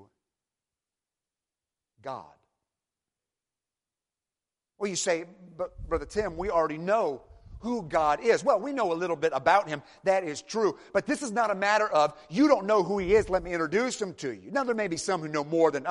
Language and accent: English; Michigan, United States; moved away; I'm from Michigan originally